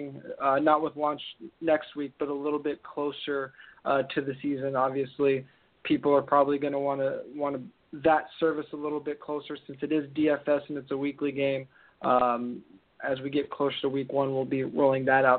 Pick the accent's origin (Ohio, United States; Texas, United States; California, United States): California, United States; I'm from California